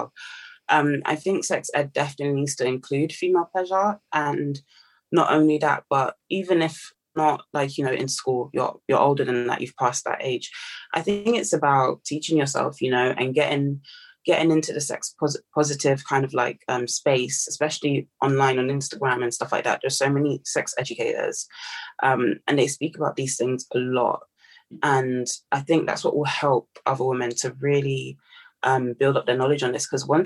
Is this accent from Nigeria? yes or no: yes; Nigeria; now in United Kingdom; I'm Nigerian